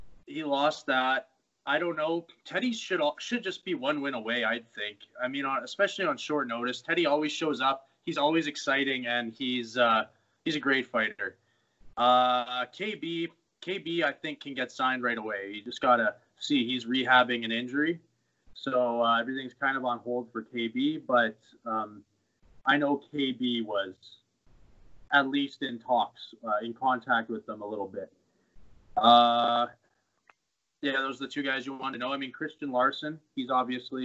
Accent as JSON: {"language": "English", "town": "Bonnyville", "region": "Alberta", "country": "Canada", "tie": "born or raised there", "moved": "yes", "lives_now": "Edmonton, Canada", "said": "I liked growing up there"}